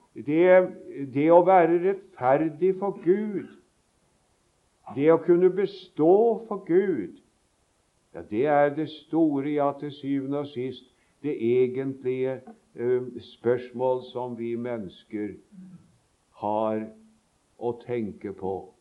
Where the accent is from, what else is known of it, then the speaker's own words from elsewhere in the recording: Sarpsborg, Østfold, Norway; moved away; vi sang på søndagsskolen, det husker jeg så godt, hjemme i Sarpsborg